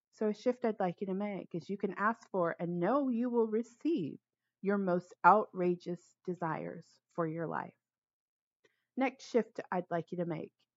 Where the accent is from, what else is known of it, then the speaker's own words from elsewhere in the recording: Los Angeles, California, United States; moved away as an adult; now in Bay Area, United States; I'm originally from Los Angeles, but I haven't lived there in 15 years. I've been in the Bay Area 16, maybe 17 years now.